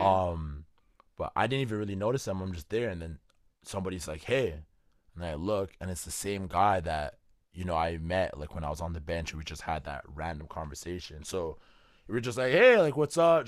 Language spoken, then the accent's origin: English; Canada; I'm from Canada